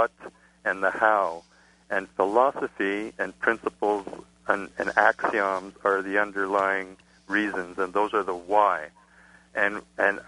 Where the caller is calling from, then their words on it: Montreal, Quebec, Canada; I'm calling from Montreal